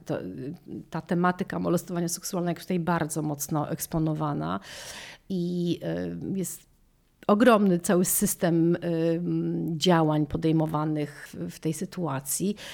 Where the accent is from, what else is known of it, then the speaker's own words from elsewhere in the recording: Poland; moved away as an adult; now in Chestertown, United States; ja z Polski